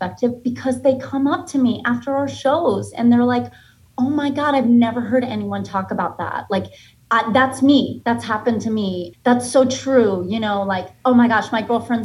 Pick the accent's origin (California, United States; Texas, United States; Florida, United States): Florida, United States; Boca Raton; also born or lived in Boston, Massachusetts; now in New York City, United States; I was born in Boston and grew up in a little town outside of Boston till I was like 9. And then my family moved to Florida